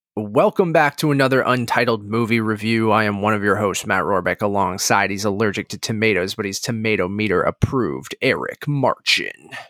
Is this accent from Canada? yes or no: yes; Canada; growing up in Canada who played hockey as a kid